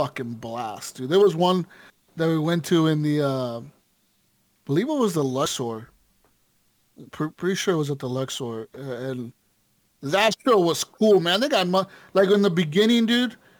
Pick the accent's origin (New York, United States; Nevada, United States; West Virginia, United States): Nevada, United States; Las Vegas; when I was growing up in Vegas, my parents, my mom and my dad, they used to work for this guy